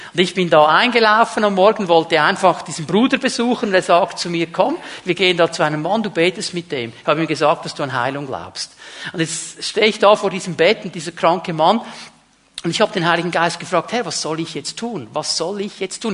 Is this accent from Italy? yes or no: no; Otelfingen, Zurich, Switzerland; bei uns in diesem Dorf, wo ich aufgewachsen bin